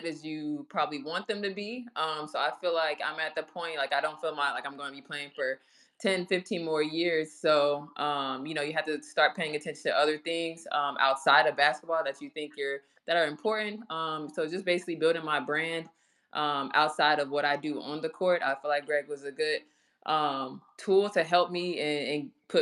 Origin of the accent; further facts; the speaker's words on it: Charlotte, North Carolina, United States; moved away as an adult; also born or lived in Minnesota; now in Dallas, United States; having to move from Minnesota back to Charlotte, and then moving from Charlotte to Dallas. So I moved completely from my hometown